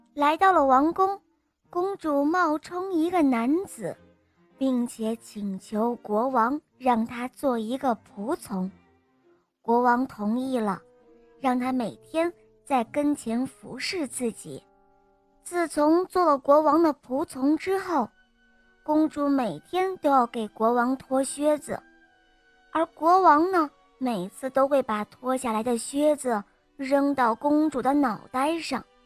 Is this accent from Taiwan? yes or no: no; Huizhou, Guangdong, China; 我叫…，我八岁半了，我来自惠州